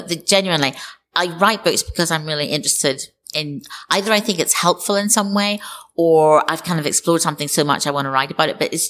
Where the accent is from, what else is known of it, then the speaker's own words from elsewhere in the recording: Northern Ireland, United Kingdom; when I was growing up in Northern Ireland